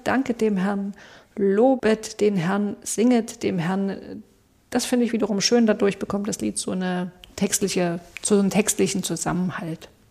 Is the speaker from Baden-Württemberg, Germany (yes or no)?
no; Saxony, Germany; bei uns in Sachsen